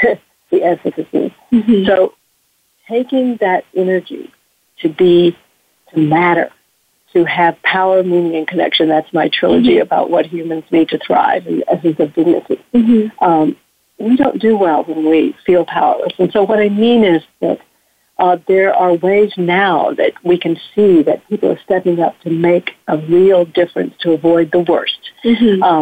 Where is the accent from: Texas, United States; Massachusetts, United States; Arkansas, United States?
Texas, United States; I grew up in Texas, if one can grow up in Texas